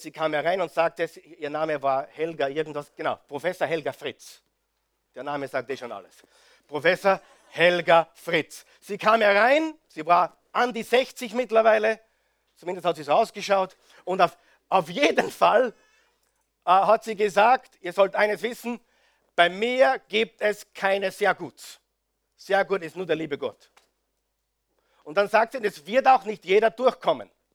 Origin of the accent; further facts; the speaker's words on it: Austria; bei uns in Österreich